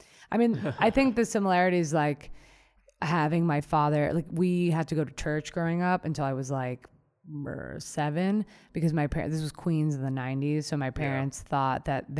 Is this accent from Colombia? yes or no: yes; Colombia; my parents were like hyper aware of that, because we came from Colombia, and so they're like, oh, what's going on?